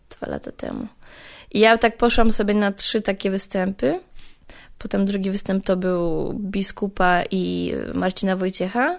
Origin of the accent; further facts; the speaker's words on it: Częstochowa, Silesian Voivodeship, Poland; Z Częstochowy